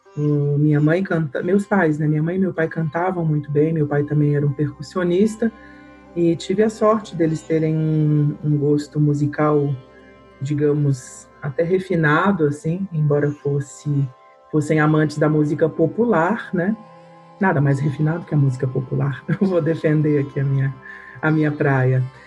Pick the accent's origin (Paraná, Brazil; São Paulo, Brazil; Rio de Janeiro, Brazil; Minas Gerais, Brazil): Minas Gerais, Brazil; Belo Horizonte; eu sou de Minas, né, de Belo Horizonte